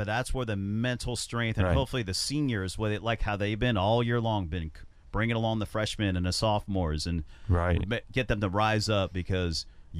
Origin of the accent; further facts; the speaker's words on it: Cincinnati, Ohio, United States; moved away; I grew up in Cincinnati